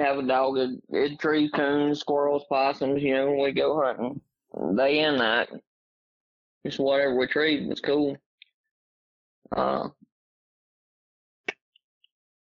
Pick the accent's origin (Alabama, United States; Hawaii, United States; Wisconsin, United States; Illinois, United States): Alabama, United States; Oneonta; now in Guthrie, United States; I am from Oneonta, Alabama, originally. Live in Guthrie now. Kind of north central Alabama